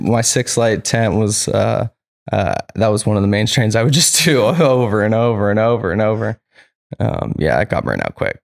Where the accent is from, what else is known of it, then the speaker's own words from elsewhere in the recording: Petaluma, California, United States; also born or lived in New Hampshire / Santa Rosa / Humboldt; I grew up in Petaluma